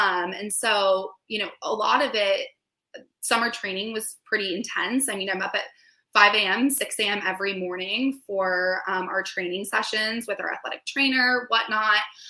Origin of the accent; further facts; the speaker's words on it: San Diego, California, United States; I'm from San Diego, California